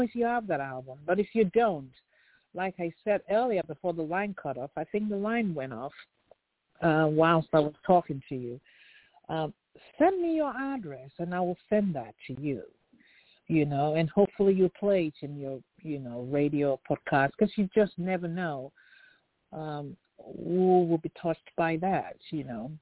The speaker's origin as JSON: {"language": "English", "region": "Lagos", "country": "Nigeria", "tie": "born or raised there", "moved": "yes", "lives_now": "California, United States", "said": "Yes, I was born in Lagos"}